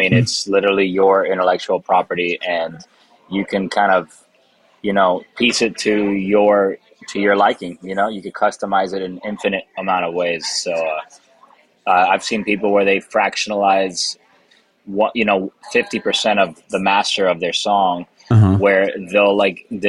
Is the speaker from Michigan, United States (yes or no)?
no; Miami, Florida, United States; first language Spanish; English is a second language; now in Nashville, United States; I was born in Miami, Florida. Spanish is actually my first language. I was raised in a Cuban American household